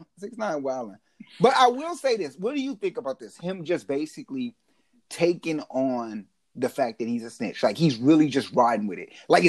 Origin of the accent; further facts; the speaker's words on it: Mexico; born there; Well, I was born in Mexico.